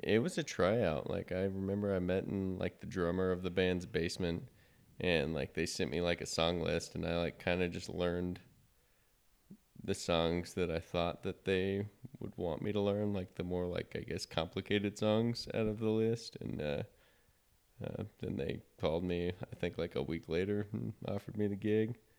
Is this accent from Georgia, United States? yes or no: no; Wichita, Kansas, United States; also born or lived in Manhattan, Kansas; now in Kansas City, United States; I am from Wichita, Kansas